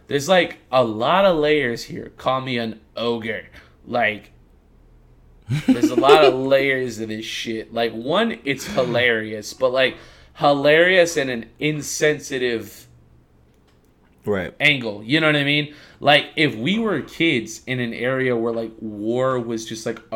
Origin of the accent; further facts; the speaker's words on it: United States; I'm an American